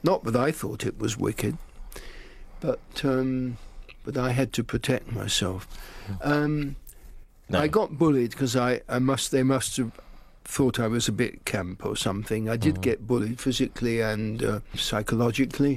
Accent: London, United Kingdom; I'm a Londoner and I left home at 18 to go and live in a bedsit in the West End

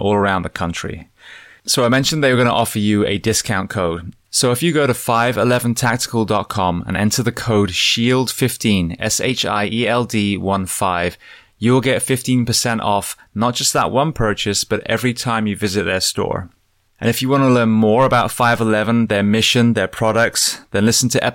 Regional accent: England, United Kingdom; I'm an Englishman

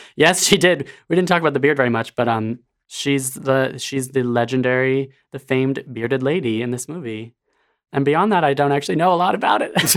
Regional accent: Honolulu, Hawaii, United States; I am from Honolulu, Hawaii

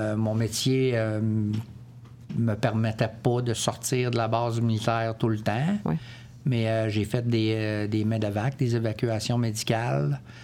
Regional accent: Quebec, Canada; moved away as an adult; also born or lived in Comox, British Columbia / Ottawa; Je suis originaire de Québec.

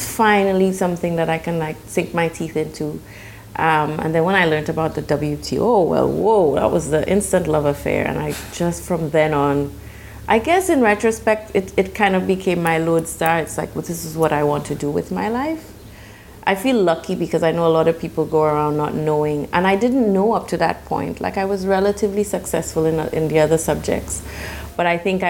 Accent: St. Lucia; Yes, I'm from St. Lucia, which is a very small island in the Caribbean

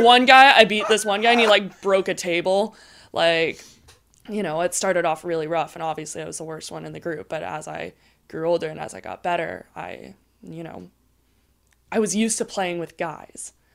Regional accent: Maui, Hawaii, United States; moved away as an adult; I'm originally from Maui, so born and raised on the North Shore there

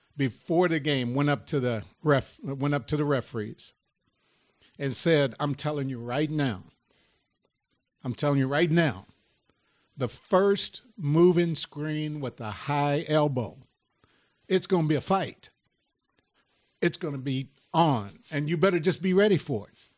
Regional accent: Lexington, Kentucky, United States; we, we grew up in the, uh, housing precinct of, uh, Lexington

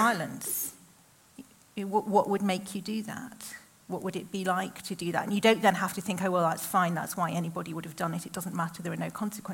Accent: the Northwest, North West England, United Kingdom; growing up in the Northwest in the 80s and 90s

